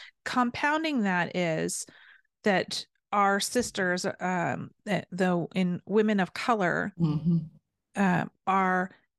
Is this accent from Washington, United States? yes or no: yes; Seattle, Washington, United States; Seattle. I'm from the Northwest. We're on the opposite ends of the country.